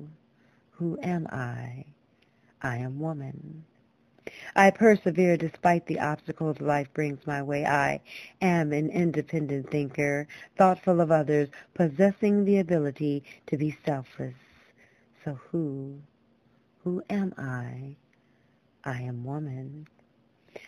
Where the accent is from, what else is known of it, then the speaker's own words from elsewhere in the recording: Los Angeles, California, United States; also born or lived in San Fernando Valley; I was born and raised in California